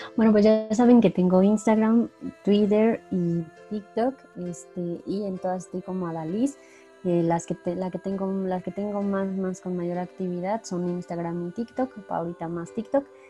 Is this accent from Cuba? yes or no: no; Mexico; en nuestra parte cultural como mexicanos